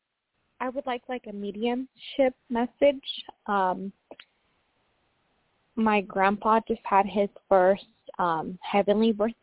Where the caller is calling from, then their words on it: Washington, United States; I'm calling from Washington State.